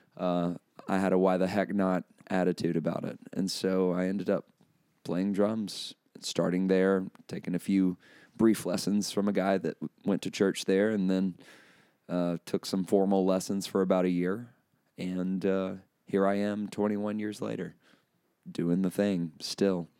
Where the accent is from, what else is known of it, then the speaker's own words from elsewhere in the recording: Chelsea, Alabama, United States; also born or lived in Colorado; grew up in Chelsea, born and raised there, moved all over the state of Alabama uh, as a pastor's son